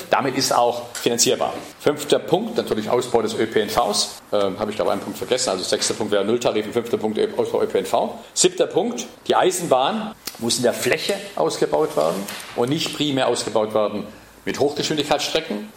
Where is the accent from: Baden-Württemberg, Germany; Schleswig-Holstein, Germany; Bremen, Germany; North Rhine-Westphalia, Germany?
Baden-Württemberg, Germany; Ravensburg; in die Stadt gehe, wo ich geboren bin, wo ich aufgewachsen bin